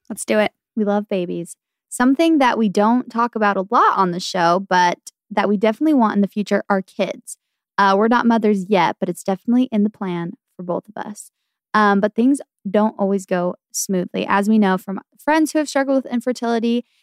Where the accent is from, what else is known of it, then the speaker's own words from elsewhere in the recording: Arizona, United States; I'm from Arizona and my family loves visiting Arizona, small towns on weekends.